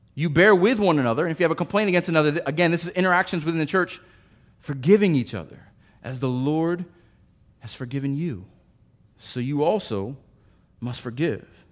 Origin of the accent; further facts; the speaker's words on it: United States; I am an American